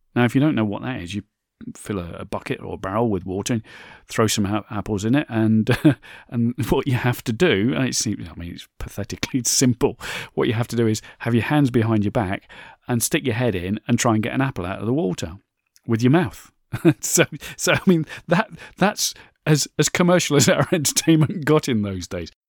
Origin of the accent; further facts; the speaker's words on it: United Kingdom; my home country here, in the U K.